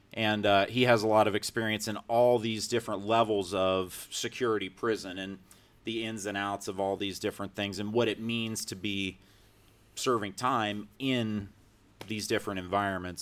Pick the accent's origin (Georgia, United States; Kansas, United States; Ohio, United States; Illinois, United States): Ohio, United States; Lisbon; now in Columbus, United States; my hometown of Lisbon, Ohio.